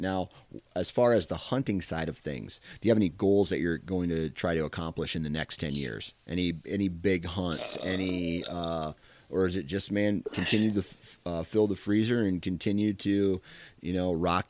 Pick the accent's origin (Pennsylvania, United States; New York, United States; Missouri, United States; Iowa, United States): Iowa, United States; I'm from Iowa, dude.